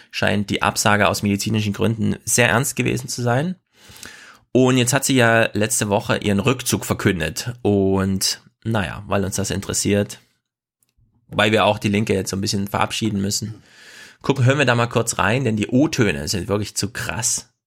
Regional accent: Thuringia, Germany; Thüringen ist so klein. Ich hab's, ich selbst als Thüringer hab's vergessen, ne?

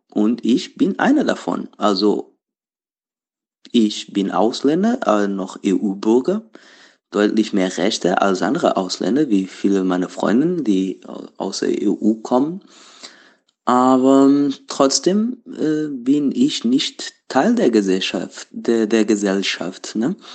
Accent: Portugal; German is a second language; now in Berlin, Germany; Äh, ich komme ursprünglich aus Portugal, äh, aber wohne schon seit sieben Jahren in Berlin.

